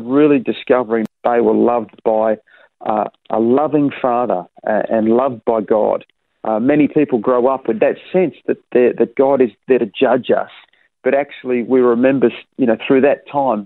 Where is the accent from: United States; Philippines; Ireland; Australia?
Australia; Perth, Western Australia; also born or lived in Wewak, Papua New Guinea; growing up in Perth